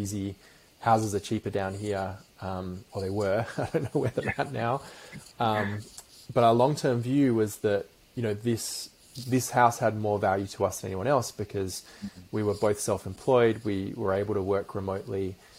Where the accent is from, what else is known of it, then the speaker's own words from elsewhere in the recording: London, United Kingdom; so I was born in, in London, in in, um, in West London, in a place called Acton